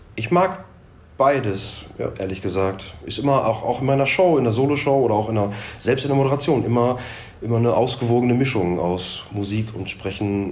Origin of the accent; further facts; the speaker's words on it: Dorsten, North Rhine-Westphalia, Germany; bei uns in Dorsten